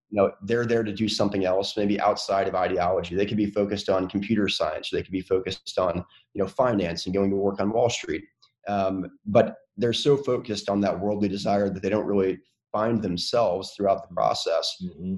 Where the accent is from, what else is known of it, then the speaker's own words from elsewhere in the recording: North Carolina, United States; a Southern kid that was born and raised in North Carolina